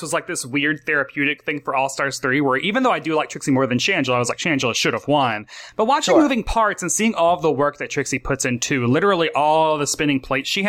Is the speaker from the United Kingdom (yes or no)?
no; Tennessee, United States; I'm a gay from Tennessee.